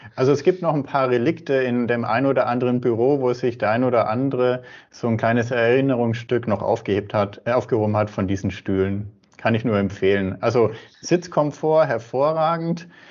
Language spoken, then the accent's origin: German; Würzburg, Bavaria, Germany; bin ein Franke, komme aus Würzburg und arbeite auch in Würzburg